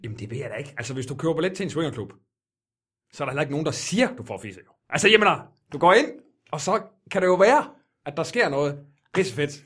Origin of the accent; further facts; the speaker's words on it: Jutland, Denmark; jeg er jyde i hvert fald